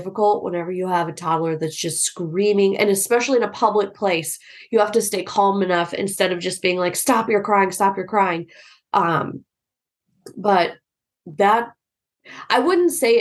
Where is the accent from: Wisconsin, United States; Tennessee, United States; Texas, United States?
Texas, United States; my upbringing because I grew up in Texas